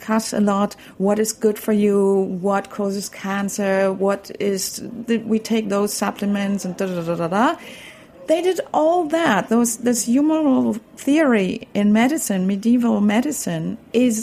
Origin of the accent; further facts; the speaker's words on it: Berlin, Germany; I grew up in Berlin.